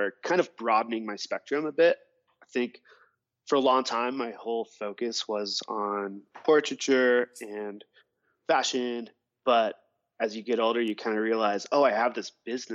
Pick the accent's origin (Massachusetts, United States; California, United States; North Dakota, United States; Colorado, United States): Colorado, United States; Carbondale; I grew up here in Colorado in the mountains, in a town called Carbondale